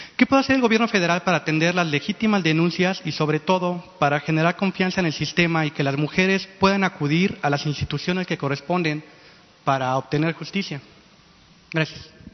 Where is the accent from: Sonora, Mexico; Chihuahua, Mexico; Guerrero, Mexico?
Sonora, Mexico; Vengo de Sonora